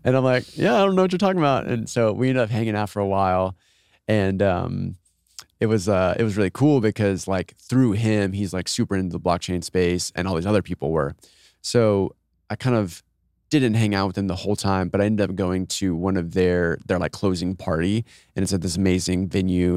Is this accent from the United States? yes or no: yes; Austin, Texas, United States; I'm from Austin, grew up, all my siblings live here, my parents live here